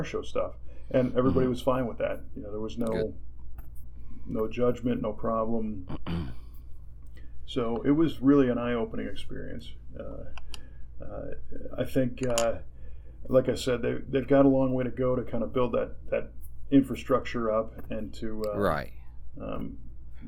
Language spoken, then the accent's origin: English; United States; I'm an American